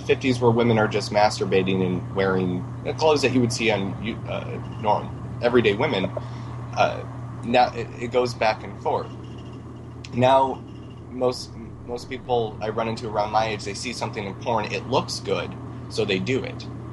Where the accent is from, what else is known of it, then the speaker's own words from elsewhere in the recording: Michigan, United States; now in New York, United States; I'm from Michigan